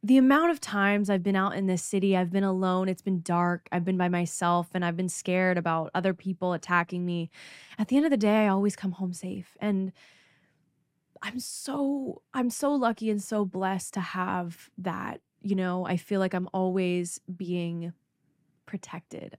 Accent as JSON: {"language": "English", "country": "Canada", "said": "I'm from Canada"}